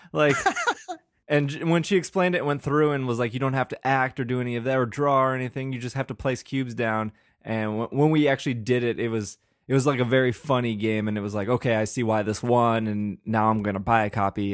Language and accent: English; Milwaukee, Wisconsin, United States; We're both from Milwaukee